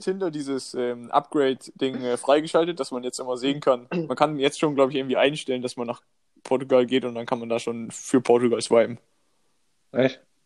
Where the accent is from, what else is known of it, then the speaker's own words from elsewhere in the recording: Northern Germany, Germany; bei uns in Norddeutschland